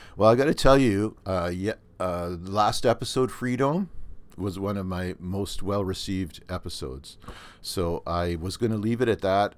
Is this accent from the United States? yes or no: no; Canada; accent: Canadian; my Canadian accent